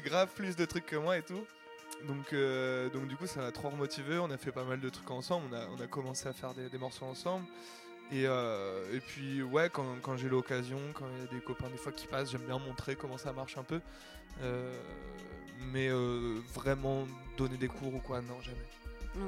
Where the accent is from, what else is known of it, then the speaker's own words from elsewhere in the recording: Caen, Normandy, France; Je viens de Normandie, à Caen à la base